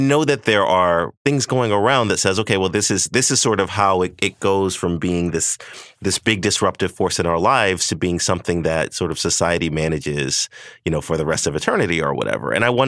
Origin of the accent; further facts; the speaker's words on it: the South, United States; I'm from the South.